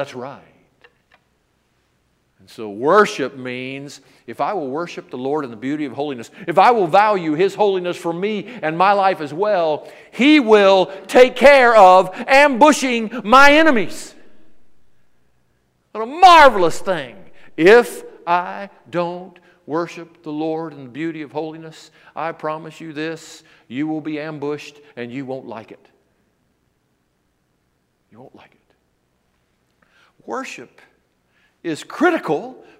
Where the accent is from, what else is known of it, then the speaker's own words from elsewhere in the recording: Memphis, Tennessee, United States; I was brought up in the South